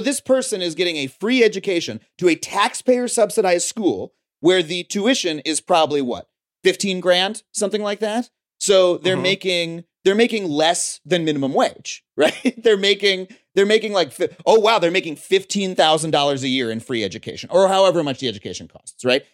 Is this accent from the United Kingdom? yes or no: no; Long Island, New York, United States; moved away as an adult; now in Los Angeles, United States; I grew up on Long Island, but my my dad grew up in Florida. My mom grew up in Michigan